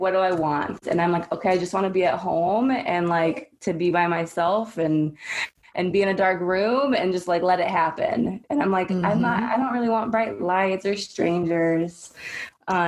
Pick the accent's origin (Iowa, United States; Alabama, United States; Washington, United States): Washington, United States; Seattle; now in Southwest Florida, United States; I grew up in Seattle